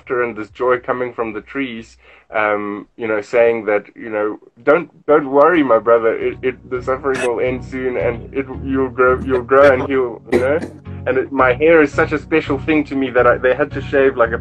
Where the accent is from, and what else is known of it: South Africa; born or raised there